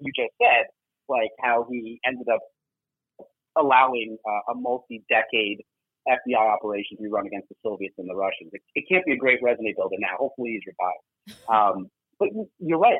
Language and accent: English; New York, United States; as a New Yorker